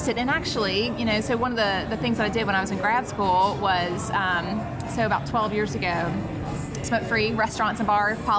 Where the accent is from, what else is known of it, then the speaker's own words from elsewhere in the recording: Columbia, South Carolina, United States; also born or lived in Lancaster, South Carolina; we moved to Columbia. So I have had a lot of my childhood in Columbia, but summers, holidays, family reunions have always been in Lancaster. So I have come a roundabout way of coming back to Lancaster County.